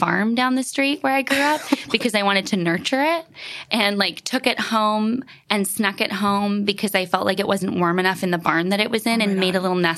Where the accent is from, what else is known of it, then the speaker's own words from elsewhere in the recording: Vancouver Island, British Columbia, Canada; moved away; We grew up in the middle of nowhere on Vancouver Island in Canada.